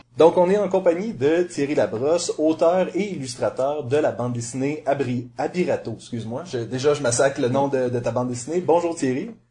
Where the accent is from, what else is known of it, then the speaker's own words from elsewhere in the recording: Montreal, Quebec, Canada; je suis montréalais